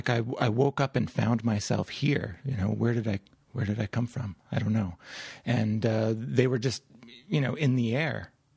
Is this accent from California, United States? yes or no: no; Utah, United States; also born or lived in Louisiana; I grew up in the West. I grew up in Utah.